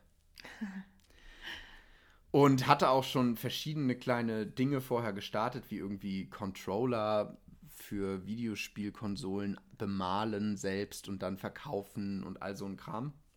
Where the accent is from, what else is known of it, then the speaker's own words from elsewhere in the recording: Lübeck, Schleswig-Holstein, Germany; Ich wurde geboren in Lübeck. Mm, und hatte eigentlich eine ganz stinknormale Kindheit